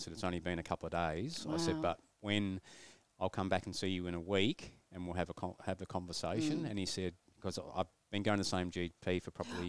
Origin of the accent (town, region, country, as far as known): Chatteris, East of England, United Kingdom; born or raised there; now in Australia